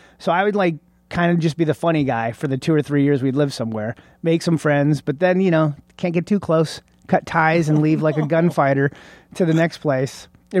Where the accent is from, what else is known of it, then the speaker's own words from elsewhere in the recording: Oscoda, Michigan, United States; So, I lived in Oscoda, Michigan, which is, way north.